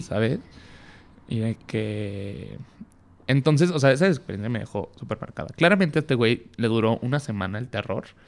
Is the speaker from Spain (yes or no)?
no; Tepic, Nayarit, Mexico; now in Mexico City, Mexico; nací en Tepic Nayarit